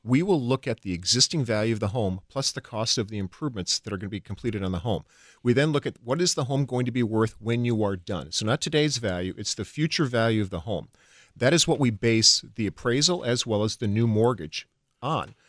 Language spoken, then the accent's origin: English; Chippewa Falls, Wisconsin, United States; moved away as an adult; also born or lived in California; I grew up in Chippewa Falls, Wisconsin